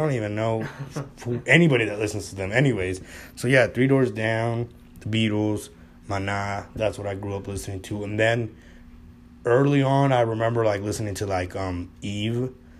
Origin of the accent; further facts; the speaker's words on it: West Coast, United States; because we're from the West Coast?